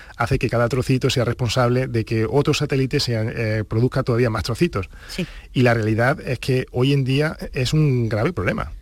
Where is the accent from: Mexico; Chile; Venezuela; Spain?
Spain; Granada, Andalusia; also born or lived in Huelva / Valdepeñas de Jaén; Yo nací en Huelva, pero a los, dos años eh, pues eh, nos trasladamos a Granada